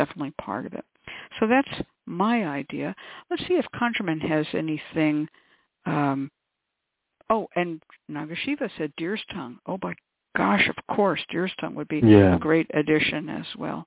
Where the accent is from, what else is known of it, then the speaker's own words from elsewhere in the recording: Bay Area, California, United States; I grew up in California in the Bay Area